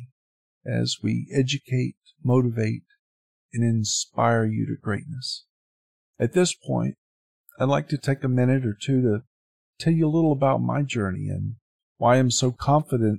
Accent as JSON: {"language": "English", "town": "Sylacauga", "region": "Alabama", "country": "United States", "tie": "born or raised there", "also_born_or_lived": "Jacksonville, Florida / Panama City, Florida", "moved": "yes", "said": "That was my hometown and where my grandparents and most of my other family still lived at that time."}